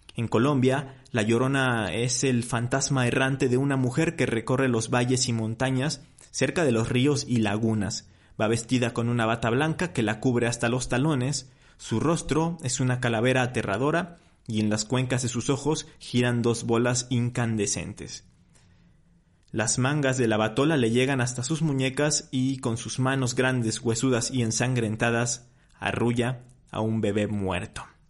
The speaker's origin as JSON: {"language": "Spanish", "country": "Mexico", "said": "de nuestra identidad cultural ya como mexicanos"}